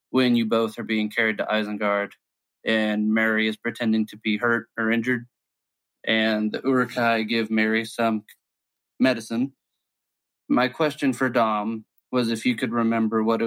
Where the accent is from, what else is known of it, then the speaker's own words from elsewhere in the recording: North Carolina, United States; I'm from North Carolina.